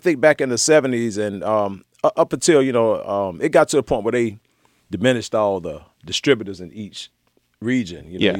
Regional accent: Atlanta, Georgia, United States; Man, Southwest ATL.

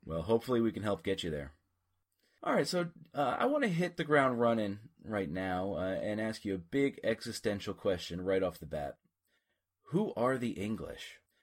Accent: United States; as an American familiar with a distinctly different accent

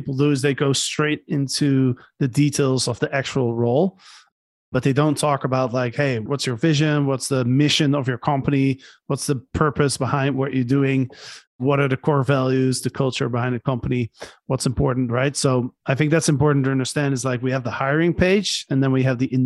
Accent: Netherlands; also born or lived in Barcelona, Spain; now in Panama; I'm from the Netherlands

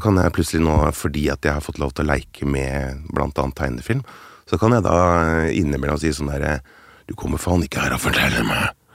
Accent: Finnmark, Norway; accent: Finnmark dialect; jeg er jo finnmarking. ja, der, der, skal jeg svare ja. Ja, finnmarksdialekt.

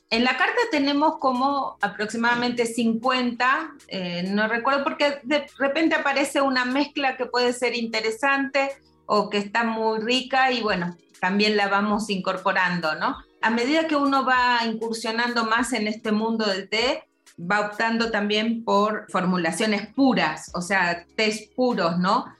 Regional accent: Argentina; moved away; vengo de Argentina, de un lugar donde se toma muchísimo té

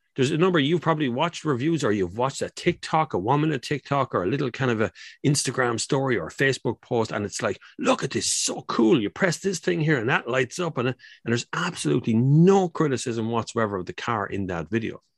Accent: Kildare, Leinster, Ireland; now in Portlaoise, Ireland; I'm originally from Kildare

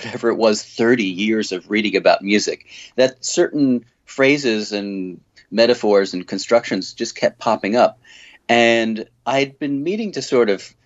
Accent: suburbs of New York, United States; also born or lived in Manhattan, New York City; I was born in Manhattan and lived in the suburbs of New York, and then came back here for college and never left

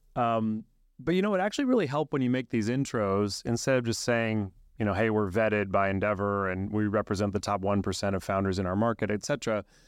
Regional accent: Silicon Valley, California, United States; also born or lived in Buenos Aires, Argentina; I actually grew up in California

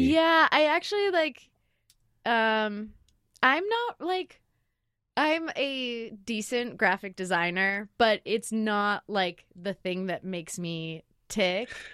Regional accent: Lake Oswego, Oregon, United States; also born or lived in San Francisco; I grew up in Lake Oswego

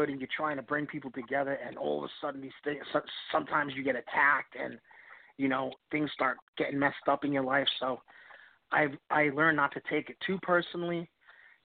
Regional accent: East Coast, United States; I'm from the East Coast, tri-state area, New York, New Jersey, Connecticut

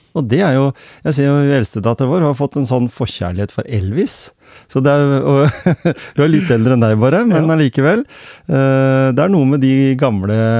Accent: Norway; Jeg er vokst opp her på Hjemsø, eller i Gråten

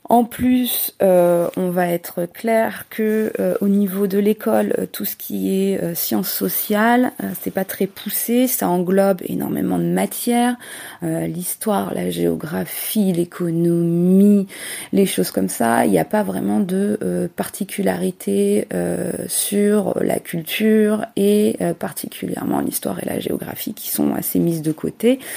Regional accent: France; now in United States; que je connais bien puisque je suis française et euh, des politiques européennes qui sont complètement différentes à ce qu'on peut vivre ici euh, aux États-Unis.

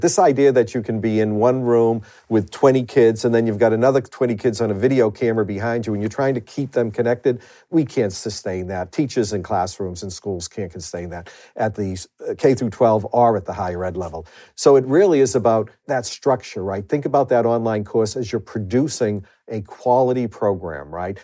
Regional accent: Boston, Massachusetts, United States; accent: Boston truck driver's accent; I refer to my accent as a Boston truck driver's accent

